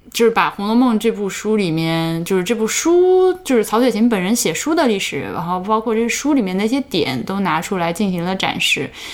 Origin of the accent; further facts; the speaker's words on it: Central Plains, China; now in Canada; 虽然我是个中原人